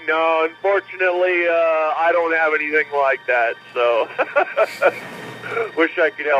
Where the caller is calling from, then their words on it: California, United States; I'm calling from the road, man. I'm in California right now. I'm a truck driver talking on your Parrot 350.